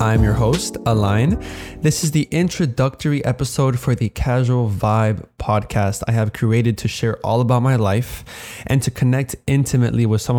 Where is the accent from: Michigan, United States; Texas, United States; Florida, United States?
Florida, United States; Miami; So, I am 20 years old. I was born and raised in Miami, Florida.